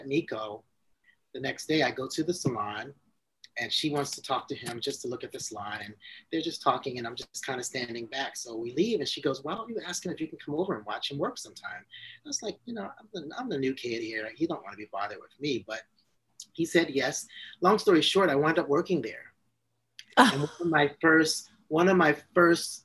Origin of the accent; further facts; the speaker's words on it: Maryland, United States; moved away; I'm from Maryland.